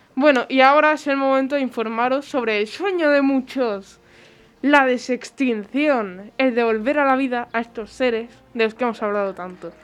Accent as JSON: {"language": "Spanish", "country": "Spain", "said": "somos los españoles"}